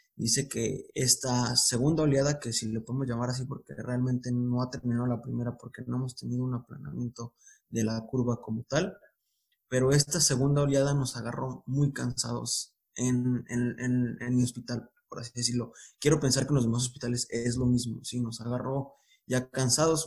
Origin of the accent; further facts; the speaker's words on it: Guadalajara, Jalisco, Mexico; moved away; also born or lived in Baja California; yo soy, yo soy de, de Guadalajara, ahorita yo me encuentro en, en, Baja California